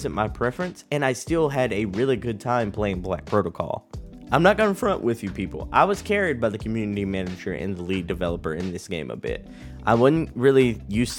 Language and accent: English; Texas, United States; my home state of Texas